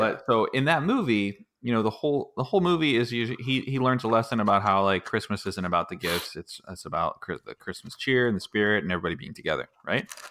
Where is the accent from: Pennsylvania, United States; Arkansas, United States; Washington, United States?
Pennsylvania, United States; Pittsburgh; moved away; I was actually born and raised in Pittsburgh